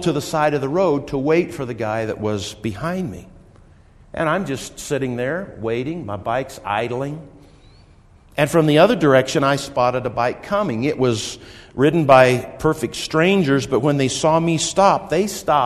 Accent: Wichita, Kansas, United States; now in Colorado, United States; I grew up in Wichita

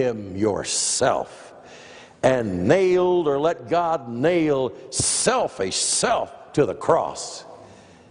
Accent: Des Moines, Iowa, United States; I grew up in Des Moines, Iowa

